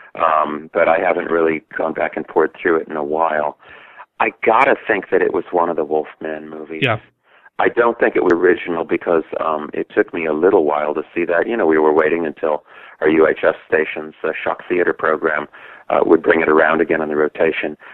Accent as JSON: {"language": "English", "town": "Milwaukee", "region": "Wisconsin", "country": "United States", "tie": "born or raised there", "said": "I was growing up in Milwaukee"}